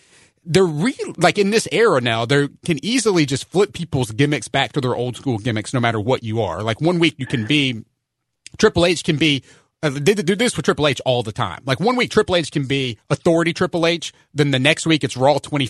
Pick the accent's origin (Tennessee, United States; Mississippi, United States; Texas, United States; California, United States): Tennessee, United States; Memphis; I'm enjoying it as a Memphian